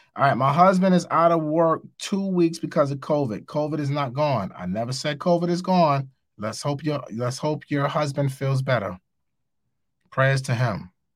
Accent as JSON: {"language": "English", "town": "New York City", "region": "New York", "country": "United States", "said": "I'm from New York. I live in New York"}